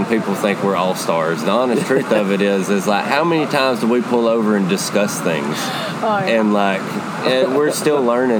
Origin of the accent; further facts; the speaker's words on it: United States; I'm from DeKalb County.